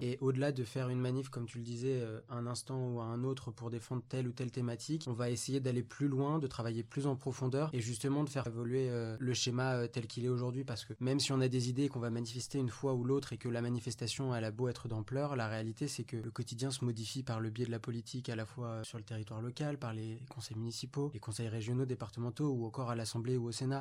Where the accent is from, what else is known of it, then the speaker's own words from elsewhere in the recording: Vendôme, Centre-Val de Loire, France; je viens de Vendôme, dans le Loir-et-Cher